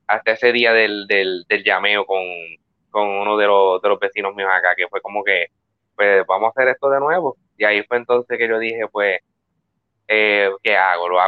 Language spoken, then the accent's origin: Spanish; Quebradillas, Puerto Rico; now in United States; No, yo soy, yo, soy de Quebradilla. Pero este, pero sí, estoy viviendo en Estados Unidos.